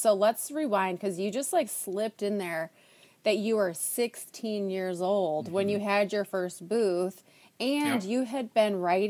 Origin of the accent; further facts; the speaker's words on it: Minnesota, United States; So I grew up in Minnesota.